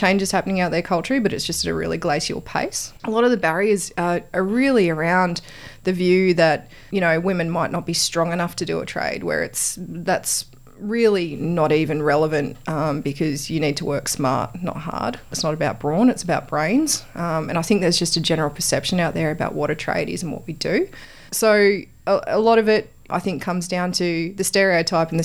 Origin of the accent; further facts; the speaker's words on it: Wollongong, New South Wales, Australia; moved away as an adult; now in Canberra, Australia; I grew up in Wollongong